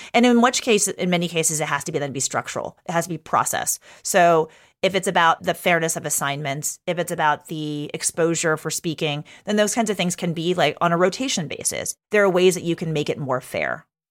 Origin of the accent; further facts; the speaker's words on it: Texas, United States; moved away; I grew up in Texas, so not a New Yorker